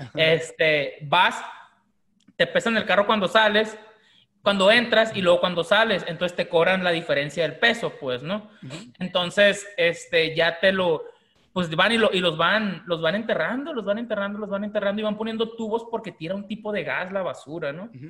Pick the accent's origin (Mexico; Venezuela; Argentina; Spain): Mexico; los mexicanos cuando venimos de Estados Unidos de compra